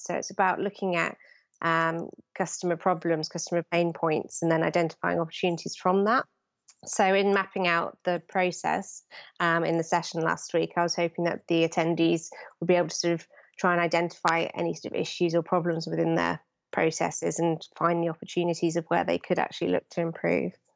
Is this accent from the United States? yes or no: no; London, United Kingdom; I'm from London